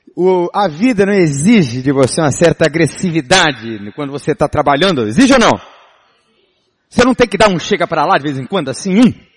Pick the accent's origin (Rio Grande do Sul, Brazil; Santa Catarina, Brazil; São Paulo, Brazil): São Paulo, Brazil; Eu sou paulista, não é? Paulistano, nascido na capital.